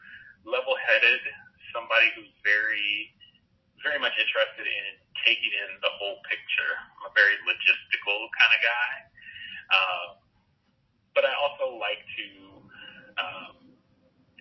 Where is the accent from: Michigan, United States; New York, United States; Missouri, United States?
Missouri, United States; Hazelwood; also born or lived in Kirksville, Missouri / Bowling Green, Ohio; I grew up in Hazelwood in North County, St. Louis